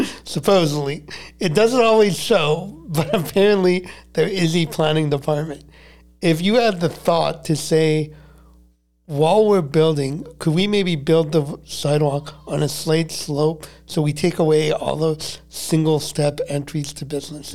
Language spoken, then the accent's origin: English; Montreal, Quebec, Canada; growing up in Montreal. I'm a diehard Canadian